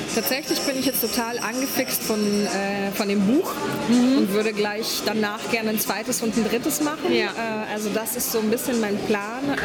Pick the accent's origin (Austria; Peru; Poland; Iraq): Poland; now in Berlin, Germany; Ich bin ursprünglich Polin